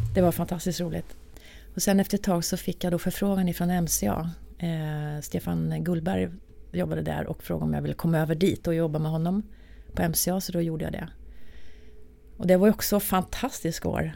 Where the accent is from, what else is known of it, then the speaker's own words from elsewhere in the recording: Arvika, Värmland, Sweden; moved away as an adult; now in Stockholm, Sweden; när jag bodde då i Arvika, där jag kommer ifrån